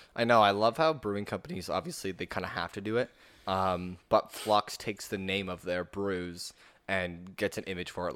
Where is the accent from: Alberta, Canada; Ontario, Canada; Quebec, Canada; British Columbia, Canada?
Ontario, Canada; Norfolk County; moved away; back in my hometown, uh, around Norfolk County